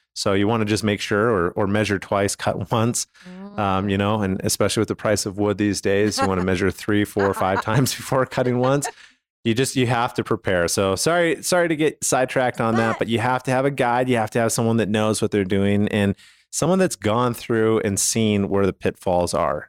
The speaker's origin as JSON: {"language": "English", "town": "Calgary", "region": "Alberta", "country": "Canada", "said": "I'm from Calgary, Canada"}